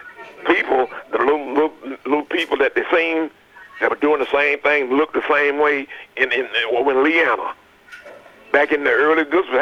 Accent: Smyrna, Tennessee, United States; also born or lived in Murfreesboro, Tennessee; I'm originally from Smyrna, Tennessee, Hilltop, they used to call it.

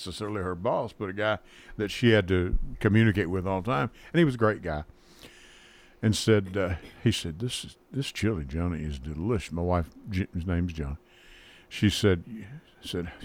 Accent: Manitou, Kentucky, United States; moved away as an adult; also born or lived in Luzerne, Kentucky; now in Murfreesboro, United States; I was born in Luzerne, Kentucky, raised in Manitou

